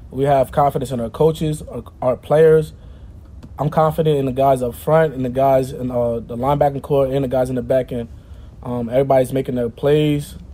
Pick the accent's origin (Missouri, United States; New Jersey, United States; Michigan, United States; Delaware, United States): Delaware, United States; Um, Delaware, it's a, it's a, small state. Nobody really knows what's going on uh, in Delaware unless you're in Delaware. So, but it, it's fun. Um, a lot of family, a lot of friends. It's a fun state.